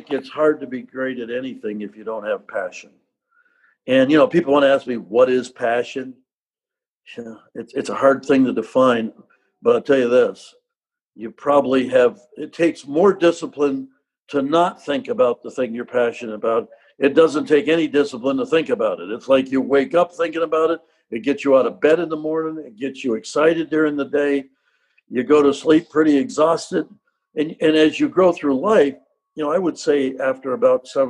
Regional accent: Rutland, Vermont, United States; moved away as an adult; now in Charlottesville, United States; I go back and talk in my hometown, and they'll say, well, you know, how do you come from Rutland, Vermont

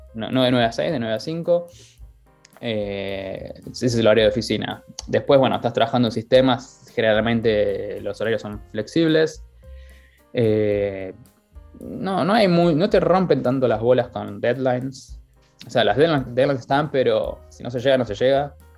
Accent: Buenos Aires, Argentina; moved away as an adult; also born or lived in Dublin, Ireland; now in Wexford, Ireland; soy de Buenos Aires

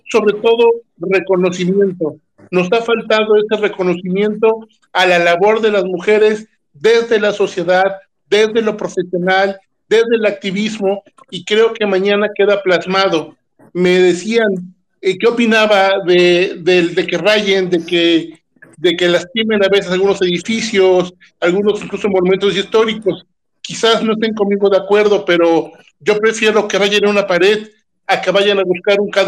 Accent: Veracruz, Mexico; mi tierra, Veracruz

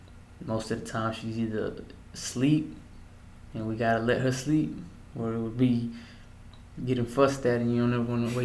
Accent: Mexico; also born or lived in El Paso, United States; I was born in El Paso, Texas, February 1st, 1993. From what I've always been told, that the hospital's call was Thompson, the Thompson Hospital. But they would always refer to it in Spanish, El Thomason. Yeah, so I remember my childhood when I was living in Mexico.

